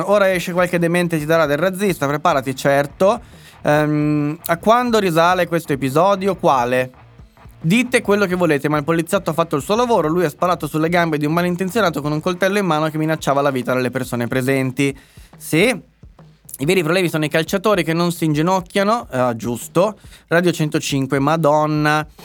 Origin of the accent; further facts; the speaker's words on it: Milan, Lombardy, Italy; e dai, io sono milanese.